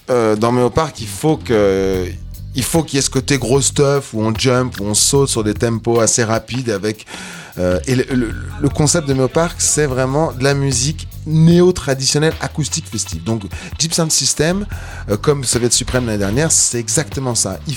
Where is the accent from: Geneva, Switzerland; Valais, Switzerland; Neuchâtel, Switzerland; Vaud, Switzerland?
Geneva, Switzerland; Moi, je suis genevois aussi